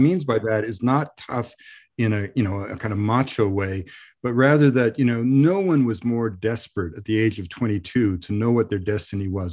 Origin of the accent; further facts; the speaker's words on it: Canada; also born or lived in Ireland; I grew up of, you, you know, in, in Canada